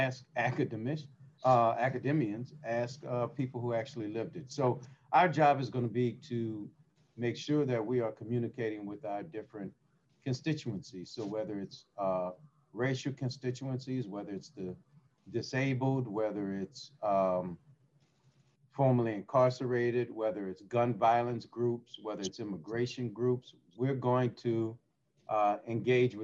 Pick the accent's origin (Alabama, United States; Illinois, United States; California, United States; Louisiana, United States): Louisiana, United States; New Orleans; I'm from New Orleans, public school graduate